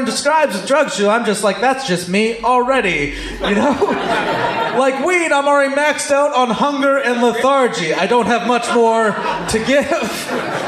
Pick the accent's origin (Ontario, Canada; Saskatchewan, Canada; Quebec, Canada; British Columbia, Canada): Saskatchewan, Canada; Wolseley; I'm from the small town of Wolseley, Saskatchewan.